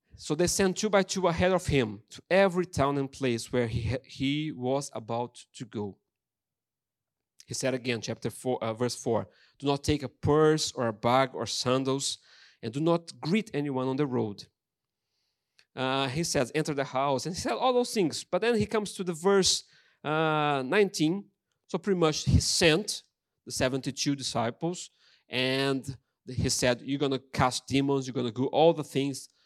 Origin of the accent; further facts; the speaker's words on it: Brazil; English is a second language; moved away as an adult; now in Ross-on-Wye, United Kingdom; I'm Brazilian